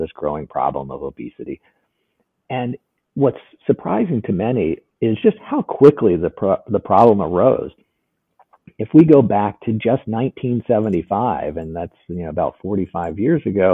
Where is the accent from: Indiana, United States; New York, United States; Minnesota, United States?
Indiana, United States; southern; I grew up in southern Indiana